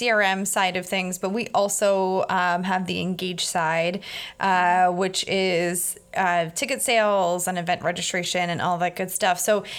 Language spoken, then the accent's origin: English; Altoona, Pennsylvania, United States; born or raised there